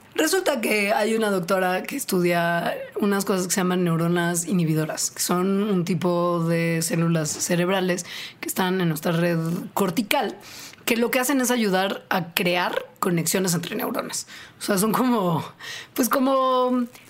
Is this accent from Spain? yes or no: no; Mexico